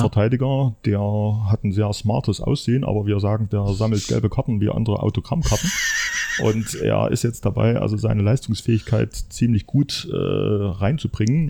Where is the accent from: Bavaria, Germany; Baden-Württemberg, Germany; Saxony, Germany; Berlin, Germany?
Saxony, Germany; Leipzig; moved away as an adult; now in Erfurt, Germany; ich stamme aus dem Leipziger Umfeld